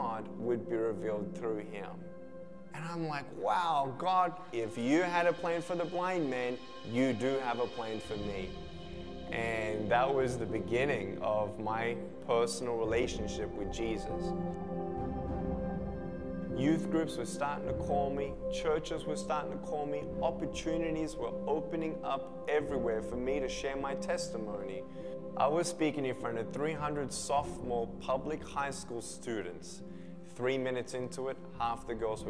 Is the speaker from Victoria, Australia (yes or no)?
yes; Melbourne, Victoria, Australia; I was born in Melbourne, Australia, 1982